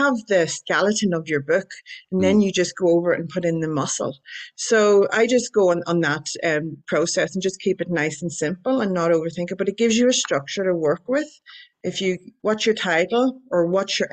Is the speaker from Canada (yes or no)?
no; Ireland; I'm Irish